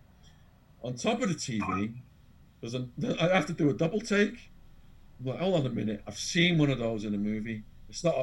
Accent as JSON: {"language": "English", "region": "England", "country": "United Kingdom", "also_born_or_lived": "Arizona", "accent": "English", "moved": "as an adult", "lives_now": "London, United Kingdom", "said": "my English accent."}